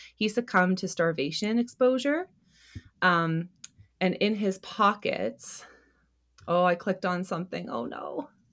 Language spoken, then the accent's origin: English; Canada; we're Canadian